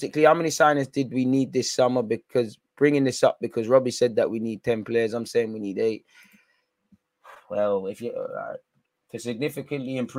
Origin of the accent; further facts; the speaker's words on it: London, United Kingdom; I come from North London